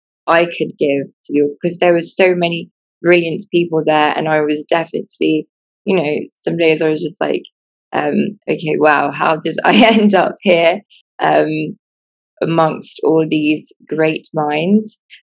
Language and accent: English; England, United Kingdom; I wasn't born here. I was born in England. I've lived in England pretty much all my life.